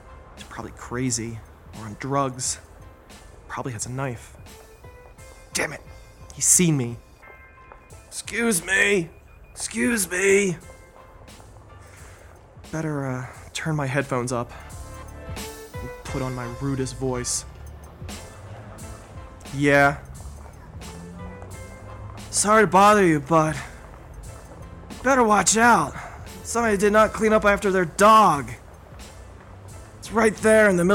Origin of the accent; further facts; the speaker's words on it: East Coast, United States; also born or lived in Philadelphia / Boston; now in Denver, United States; I grew up on the East Coast. I spent some time in Philadelphia. I spent some time in Boston. I've lived in Denver for about a little over 10 years